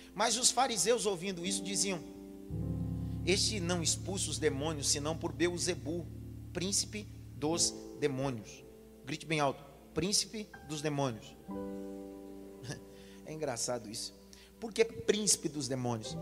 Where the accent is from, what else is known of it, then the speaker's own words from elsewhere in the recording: Northeast Region, Brazil; Eu sou nordestino e nordestino come as frases